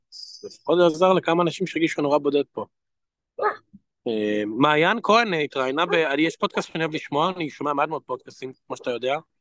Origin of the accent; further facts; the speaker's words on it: Israel; moved away; אני פרסמתי רק איך לדבר לישראלי בתור ישראלי